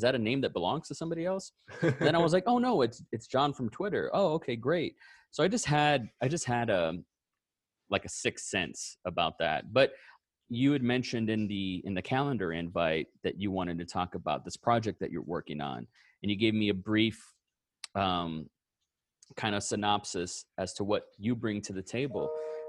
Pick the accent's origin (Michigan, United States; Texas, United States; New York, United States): Texas, United States; Austin; he tweeted something very similar and was like, hey, because I'm from Austin, Texas.